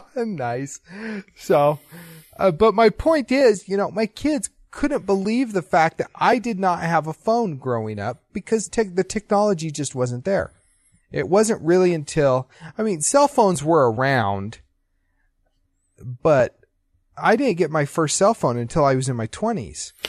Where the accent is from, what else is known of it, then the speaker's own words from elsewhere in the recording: Utah, United States; also born or lived in Idaho; I grew up in Utah